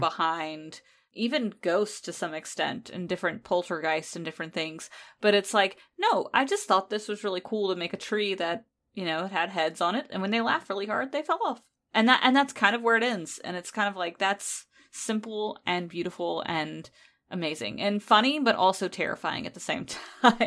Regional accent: United States; because I am American

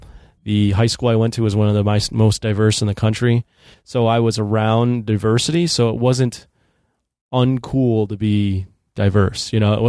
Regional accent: Chicago, Illinois, United States; also born or lived in Niles, Illinois / Champaign-Urbana, Illinois; I grew up in Chicago. So there's Chicago and then there's obviously the suburbs and the greater Chicagoland area.

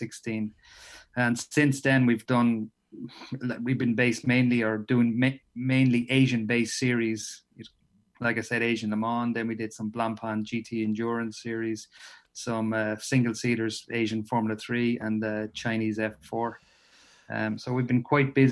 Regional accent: Ireland; moved away as an adult; as an Irishman living abroad

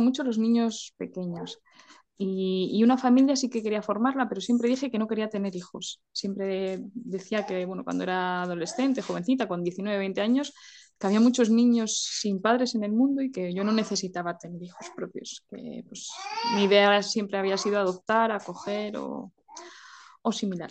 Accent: a village in León, Castile and León, Spain; soy de un pueblo de León que se llama Tabullo del Monte, muy chiquitito

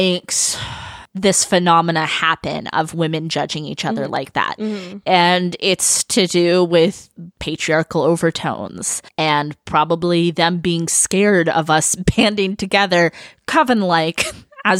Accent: California, United States; we are from California. All three of us are Californians from life till death, blood in, blood out, California.

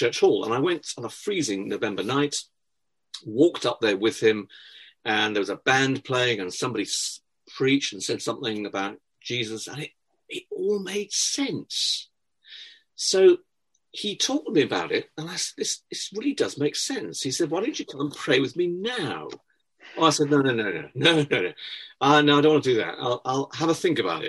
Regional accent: Cardiff, Wales, United Kingdom; I was born in Wales, in Cardiff

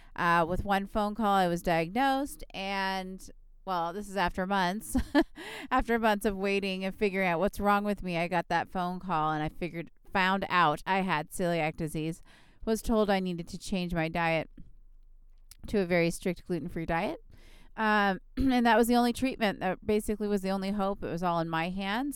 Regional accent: Southern California, United States; I'm from Southern California where we have a lot of Mexican food

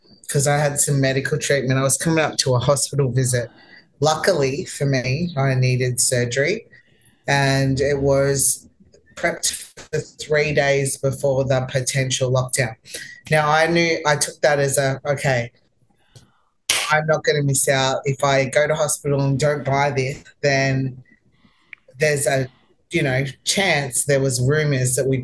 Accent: Melbourne, Victoria, Australia; moved away as an adult; now in United States; I'm from Melbourne

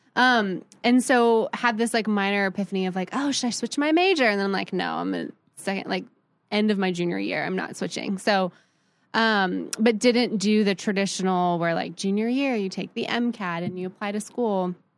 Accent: Columbus, Ohio, United States; also born or lived in San Francisco, California; I grew up, I was born in San Francisco. Um, always love it and claim it, but I was pretty much raised in Columbus, Ohio.

